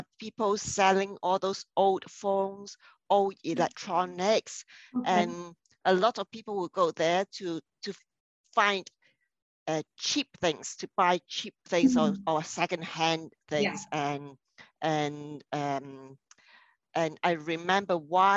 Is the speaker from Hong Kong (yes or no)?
yes; Hong Kong; my hometown